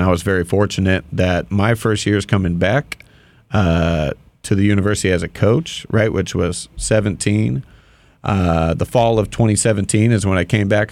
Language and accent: English; Dana Point, California, United States; I grew up in Dana Point